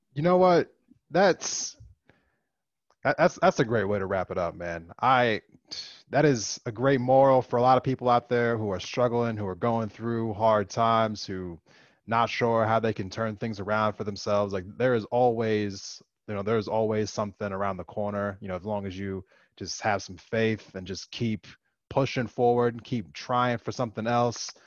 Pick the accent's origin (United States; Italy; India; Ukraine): United States; East Coast; moved away as an adult; I grew up over in the East Coast. I have I've been removed from it for, you know, more than a decade now.